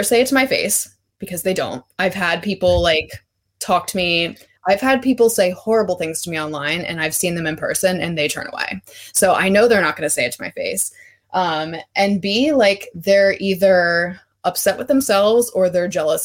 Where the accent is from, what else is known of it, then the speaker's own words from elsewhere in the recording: Baltimore, Maryland, United States; I am from Baltimore, so I am a Ravens fan